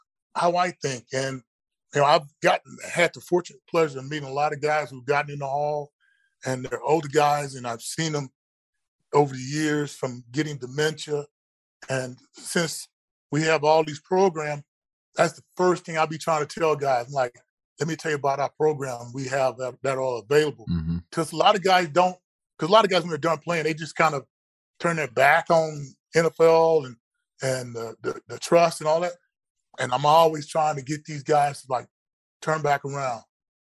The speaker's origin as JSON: {"language": "English", "town": "College Station", "region": "Texas", "country": "United States", "tie": "born or raised there", "said": "I know back at Texas A&M, where I grew up at down in College Station, that head coach is making crazy amounts of money."}